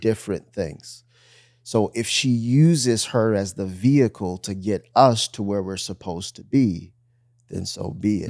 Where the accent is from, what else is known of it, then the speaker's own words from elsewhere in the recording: Bloomfield, Michigan, United States; moved away; also born or lived in Miami; I grew up in Bloomfield, Michigan, which is super suburbia